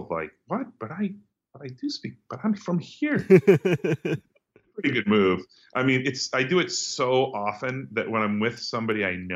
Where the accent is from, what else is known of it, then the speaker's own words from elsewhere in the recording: United States; moved away; we grew up in the United States where we hear everyone speaking English in all kinds of accents